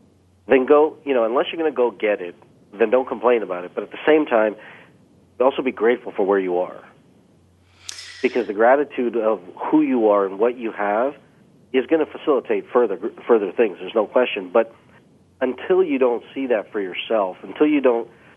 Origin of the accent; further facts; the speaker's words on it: Canada; I've been blessed to be born in Canada, but being of Indian descent